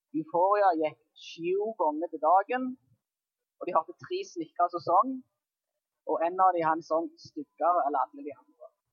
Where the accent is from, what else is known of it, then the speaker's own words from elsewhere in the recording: Jæren, Rogaland, Norway; moved away; På Jæren der jeg kommer fra